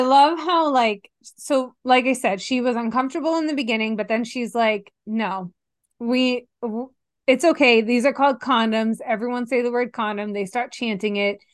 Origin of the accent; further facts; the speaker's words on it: Stoughton, Massachusetts, United States; I'm from Stoughton, Massachusetts originally